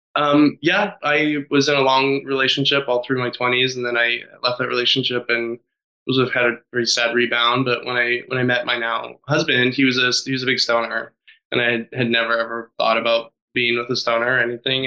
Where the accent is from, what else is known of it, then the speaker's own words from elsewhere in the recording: Nevada, United States; I grew up in Nevada